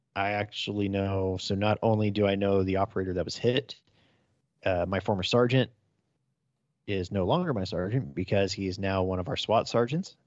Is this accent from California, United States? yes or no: yes; just outside of Fresno County, California, United States; I grew up just outside of Fresno County